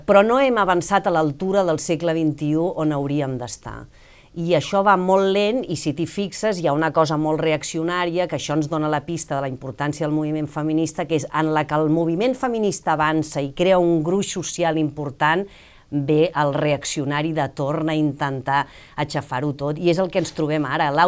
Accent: Catalonia, Spain; com a bona catalana que sóc, estic bastant obsessionada amb el temps

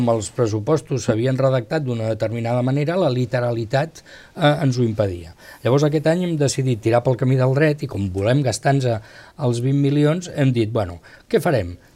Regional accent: Spain; Jo sempre dic, bueno, jo perquè sóc espanyol, però si no m'agradaria ser suís

